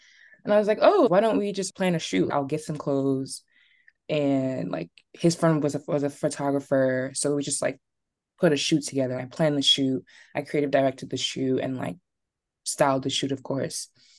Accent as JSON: {"language": "English", "town": "Atlanta", "region": "Georgia", "country": "United States", "tie": "born there", "said": "So I was born in Atlanta, actually. My family's originally Nigerian."}